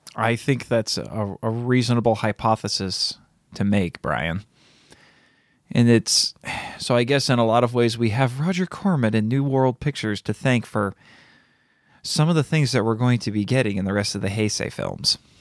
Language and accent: English; United States; As an American